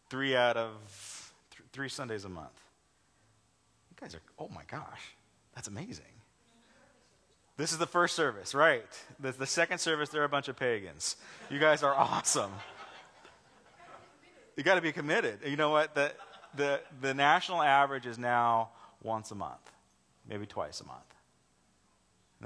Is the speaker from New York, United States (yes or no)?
no; Los Angeles, California, United States; moved away as an adult; also born or lived in Charleston, South Carolina; I was from Los Angeles. I'm like, I don't live in Los Angeles. I live in the suburbs